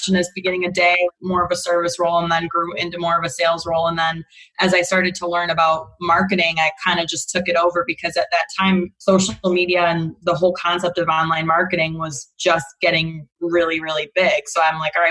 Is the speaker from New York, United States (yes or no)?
yes; Rochester, New York, United States; moved away as an adult; I'm from Rochester, New York.